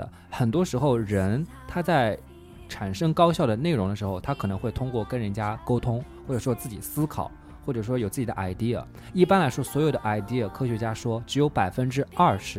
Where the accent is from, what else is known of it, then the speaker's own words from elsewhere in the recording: Jiangsu, China; 作为一个江苏人